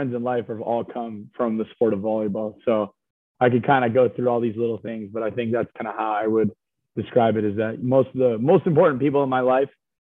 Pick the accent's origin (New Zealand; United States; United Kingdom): United States; Hawaii; now in Nebraska, United States; So I think the fact that my dad coached volleyball at the University of Hawaii, I basically grew up